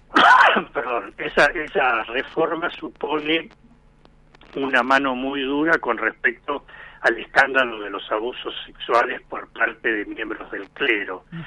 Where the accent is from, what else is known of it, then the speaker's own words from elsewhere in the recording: Argentina; a nosotros como argentinos